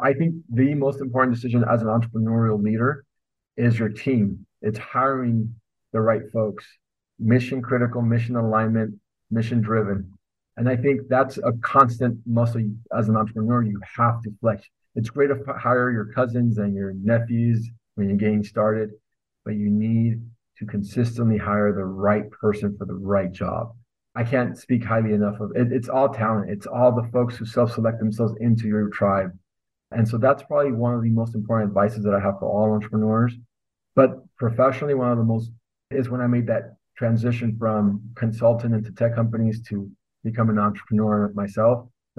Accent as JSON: {"language": "English", "region": "northern Mexico", "country": "Mexico", "said": "I love banda. I'm from Northern Mexico, so we have a lot of banda in our family, a lot of music like that."}